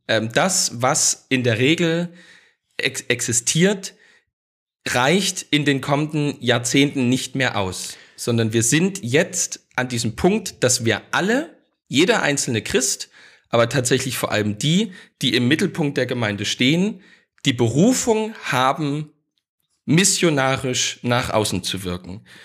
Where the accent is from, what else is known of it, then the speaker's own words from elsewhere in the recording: Saxony, Germany; da bin ich natürlich als Sachse und vielleicht so ein bisschen als Ostdeutscher